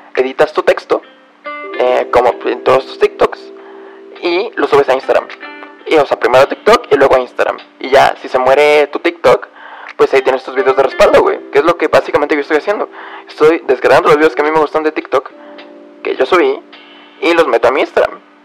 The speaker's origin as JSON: {"language": "Spanish", "country": "Mexico", "said": "soy de México"}